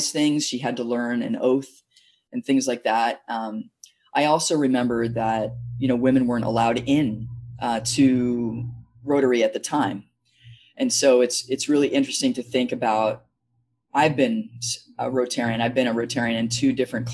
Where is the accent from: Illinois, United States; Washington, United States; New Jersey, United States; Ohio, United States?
New Jersey, United States; now in Hillsboro, United States; I grew up in Jersey, and my parents were active in the community.